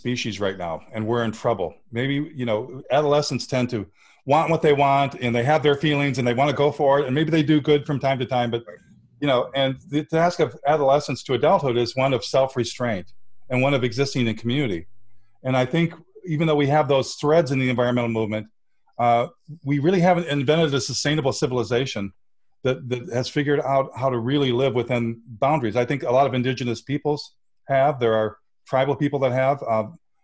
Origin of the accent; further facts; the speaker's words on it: Flint, Michigan, United States; I'm from Flint, Michigan